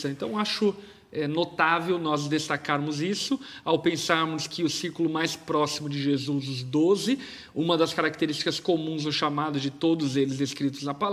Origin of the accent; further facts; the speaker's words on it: Brazil; nós, por exemplo, como brasileiros